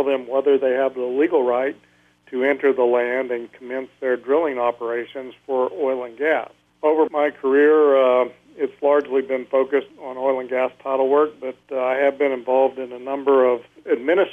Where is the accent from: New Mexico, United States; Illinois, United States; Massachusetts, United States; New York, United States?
New Mexico, United States; Clovis; also born or lived in Roswell, New Mexico / California; I was born and raised here in southeast New Mexico. I was actually born in Roswell. I grew up in Clovis, New Mexico